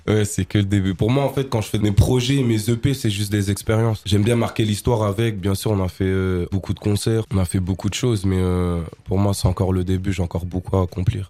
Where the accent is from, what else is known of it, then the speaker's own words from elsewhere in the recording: Strasbourg, Grand Est, France; J'ai grandi à Strasbourg, j'ai commencé à Strasbourg